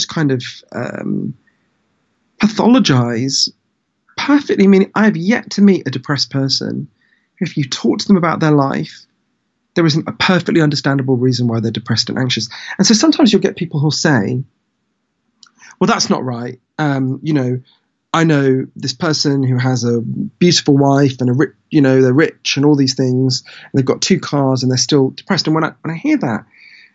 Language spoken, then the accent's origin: English; United Kingdom